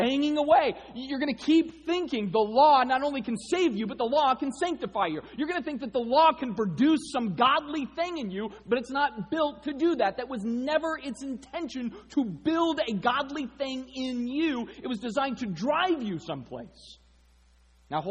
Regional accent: Arizona, United States; I grew up in Arizona.

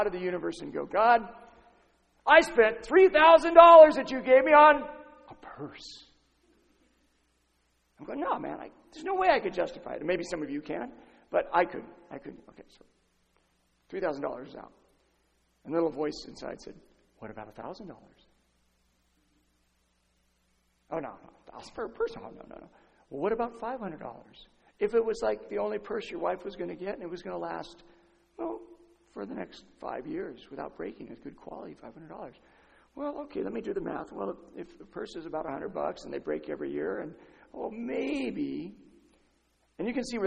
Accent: San Diego, California, United States; I'm from San Diego. I live 20 minutes from Tijuana.

